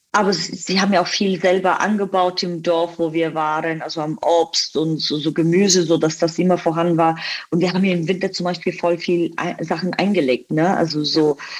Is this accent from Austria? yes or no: no; Bulgaria; German is a second language; moved away as an adult; also born or lived in Dubai; now in Germany; aber tatsächlich bin ich in Bulgarien aufgewachsen